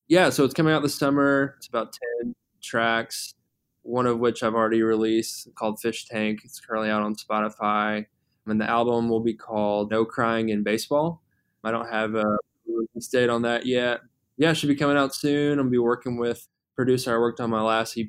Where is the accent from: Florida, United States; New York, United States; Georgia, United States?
Georgia, United States; Atlanta; moved away as an adult; now in Louisville, United States; I'm originally from the Atlanta area.